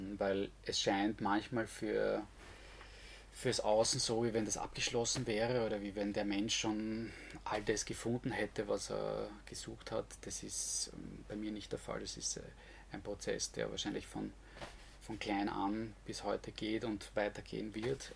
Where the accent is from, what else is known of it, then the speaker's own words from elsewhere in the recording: Vienna, Austria; moved away as an adult; now in Styria, Austria; ich wurde in Wien geboren und habe eigentlich eine vergleichsweise unbeschwerte Kindheit gehabt